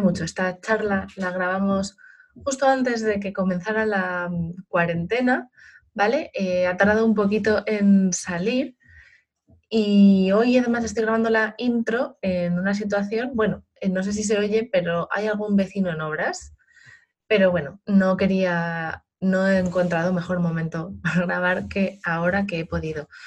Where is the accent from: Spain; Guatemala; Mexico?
Spain; Madrid, Community of Madrid; yo soy de Madrid